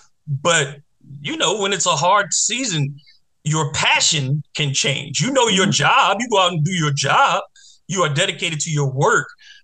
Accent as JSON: {"language": "English", "town": "Detroit", "region": "Michigan", "country": "United States", "tie": "born or raised there", "said": "the Lions that that's my hometown team. I grew up watching the Lions."}